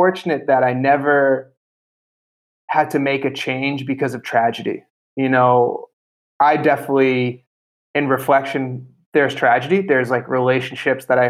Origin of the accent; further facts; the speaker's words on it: Boston, Massachusetts, United States; moved away as an adult; also born or lived in Italy; So I grew up in Boston, Massachusetts